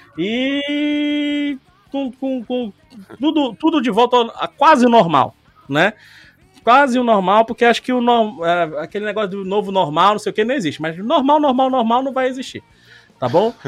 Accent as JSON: {"language": "Portuguese", "country": "Brazil", "said": "A gente é brasileiro"}